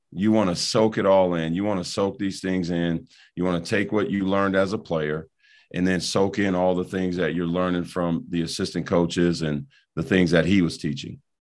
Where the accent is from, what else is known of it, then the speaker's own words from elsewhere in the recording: Rock Island, Illinois, United States; moved away; my hometown in Rock Island